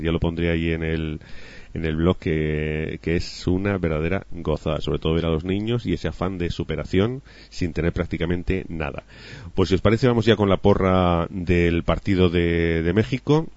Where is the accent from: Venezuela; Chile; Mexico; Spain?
Spain; nos faltaba a los españoles